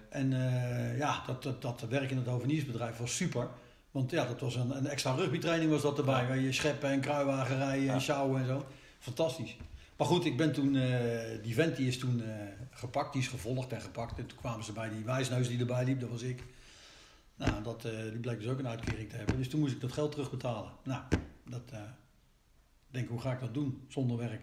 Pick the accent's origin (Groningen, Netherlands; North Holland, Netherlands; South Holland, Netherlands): South Holland, Netherlands; The Hague; Dus ik ben geboren in, eh, in Den Haag. Maar we zijn, toen ik vier jaar was, zijn we terug naar Scheveningen verhuisd